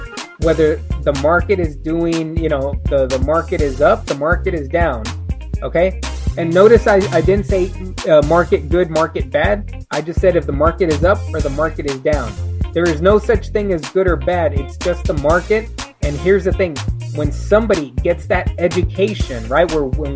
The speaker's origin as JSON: {"language": "English", "town": "Brownsville", "region": "Texas", "country": "United States", "moved": "yes", "lives_now": "Austin, United States", "said": "I'm originally from Brownsville, Texas. You know, it's the southernmost tip of Texas. I moved up here to Austin in 1996"}